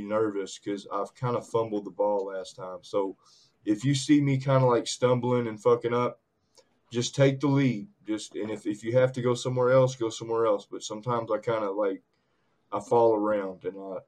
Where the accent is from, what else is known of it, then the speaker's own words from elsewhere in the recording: Clarksville, Tennessee, United States; also born or lived in Hodgenville, Kentucky; now in Kentucky, United States; Clarksville, Tennessee, back and forth to Kentucky. I was born in Hodgenville, Kentucky. My birth mother lived in Tennessee, so I was back and forth